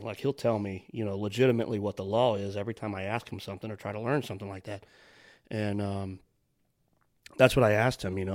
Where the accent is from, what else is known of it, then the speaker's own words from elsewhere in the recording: United States; I'm an American